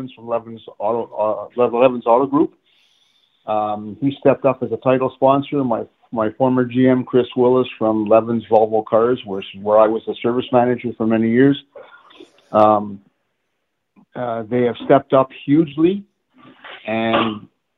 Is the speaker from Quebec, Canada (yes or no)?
yes; Montreal, Quebec, Canada; now in London, Canada; I'm originally from Montreal